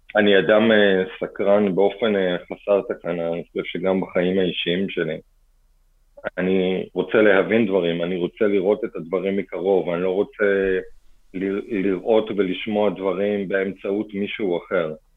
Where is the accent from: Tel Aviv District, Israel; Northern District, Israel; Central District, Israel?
Central District, Israel; Kfar Saba; also born or lived in Bat Yam; בתחילה בבת ים ואחר כך בכפר סבא.